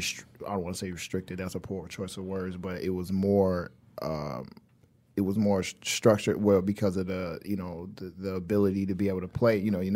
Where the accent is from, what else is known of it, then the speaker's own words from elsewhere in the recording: Detroit, Michigan, United States; Man, east side Detroit, near the water.